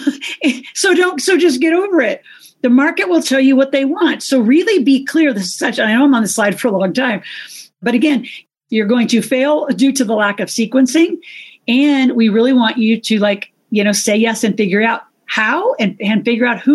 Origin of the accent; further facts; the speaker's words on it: Toronto, Ontario, Canada; I'm from Toronto, Canada